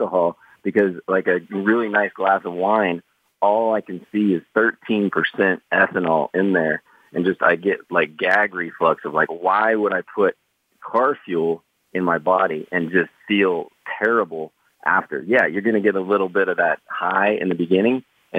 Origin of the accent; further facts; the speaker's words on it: Midwest, United States; I grew up really poor in the Midwest and then got into sales.